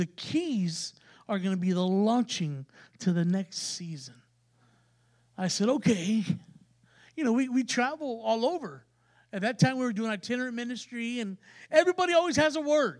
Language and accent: English; San Antonio, Texas, United States; we're from San Antonio. We're from a major city, and you know, we're city people